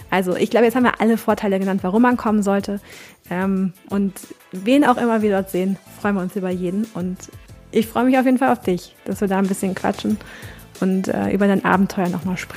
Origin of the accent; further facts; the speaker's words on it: Cologne, North Rhine-Westphalia, Germany; also born or lived in Ruhr; Ich muss sagen, ich komme aus Köln und äh, ich bin im Ruhrpott, habe ich sieben Jahre gewohnt, deswegen ich nach Hause so ein bisschen.